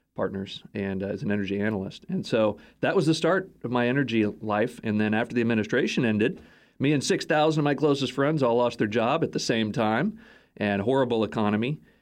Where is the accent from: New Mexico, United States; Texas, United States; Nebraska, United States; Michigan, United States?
Texas, United States; moved away; Toyota headquartered in my hometown in, in Texas.